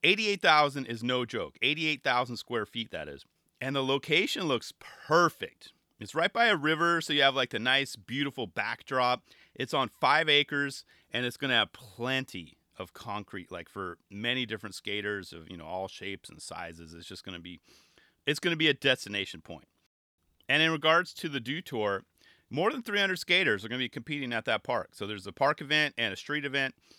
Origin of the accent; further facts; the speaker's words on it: California, United States; my home state of California